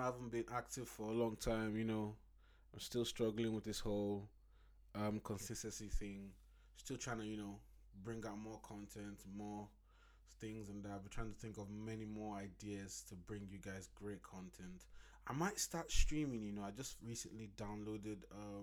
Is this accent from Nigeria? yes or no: yes; Nigeria; my home country, Nigeria